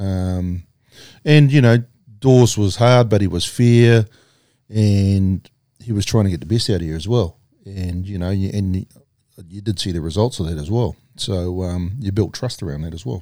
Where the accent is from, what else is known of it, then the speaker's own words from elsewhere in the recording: Palmerston North, Manawatū-Whanganui, New Zealand; also born or lived in Singapore / Whakatane; born in Palmerston North, um, lived in Linton Camp